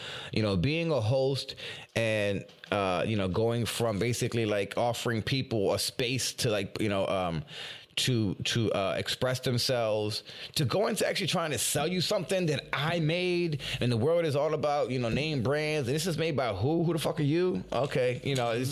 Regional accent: Philadelphia, Pennsylvania, United States; I'm from Philly. And they're like, you're from Philly. You ain't even got an accent.

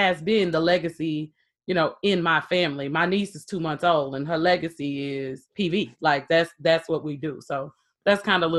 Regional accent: Texas, United States; I'm from Texas.

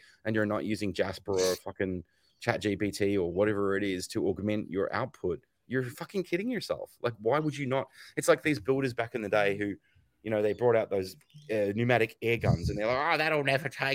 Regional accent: Australia; also born or lived in United States; I live in Australia, but I was born in America, and I'm a little bit American in my sensibilities

